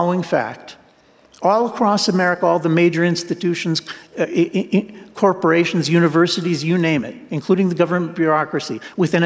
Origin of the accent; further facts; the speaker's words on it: New Jersey, United States; I grew up in New Jersey, and that's the kind of school I went